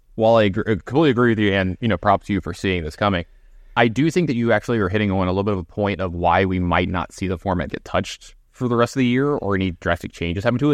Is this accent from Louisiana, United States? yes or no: yes; Baton Rouge, Louisiana, United States; my alma mater and, you know, my hometown team